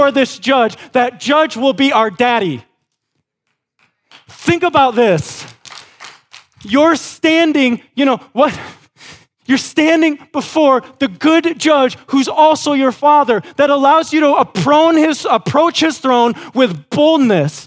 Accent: West Michigan, United States; Growing up in West Michigan, our family had a dairy farm

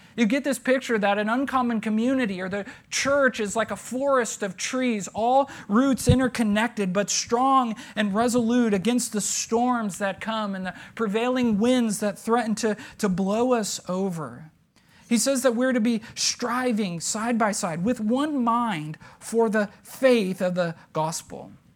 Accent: United States

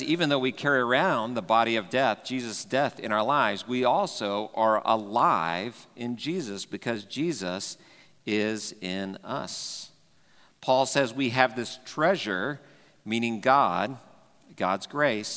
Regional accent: Dallas, Texas, United States; growing up in Texas, and Texas is kind of the belt buckle, claim that sometimes, or Dallas especially, where I grew up

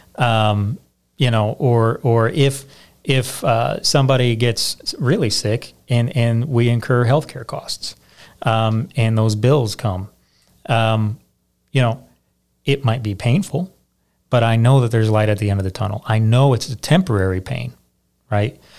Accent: Michigan, United States; now in Indiana, United States; I'm originally from Michigan

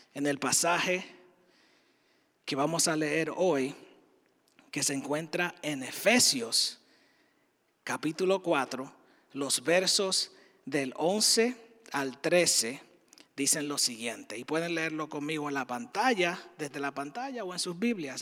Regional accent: Dominican Republic; moved away as an adult; now in United States; diferente a lo que ejercía en la República Dominicana, de donde soy

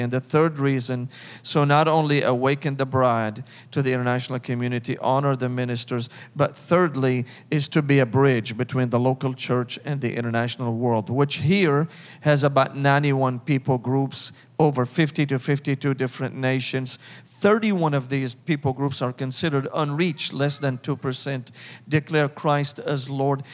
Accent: Damascus, Damascus Governorate, Syria; English is a second language; moved away as an adult; now in Nashville, United States; I was born and raised in Damascus, Syria, in the Middle East

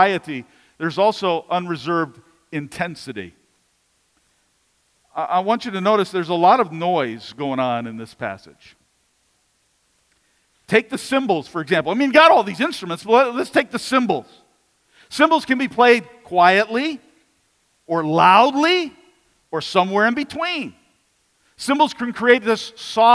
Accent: United States

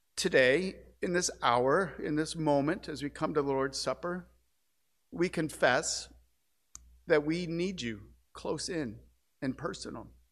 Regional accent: St. Louis, Missouri, United States; moved away; my hometown of Saint Louis

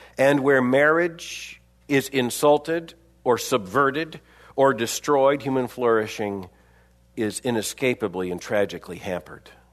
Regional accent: Florida, United States; I grew up in Florida

